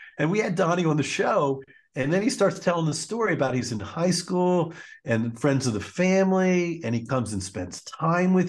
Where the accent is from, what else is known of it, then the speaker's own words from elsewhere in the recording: Baltimore, Maryland, United States; I'm from Baltimore